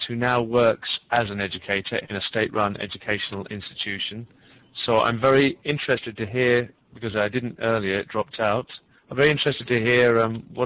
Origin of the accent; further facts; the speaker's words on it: United Kingdom; now in Canada; I'm actually from Great Britain, but I'm now residing in Canada.